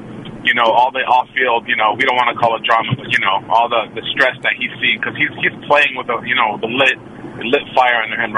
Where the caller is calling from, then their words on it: Oakland, California, United States; from Oakland.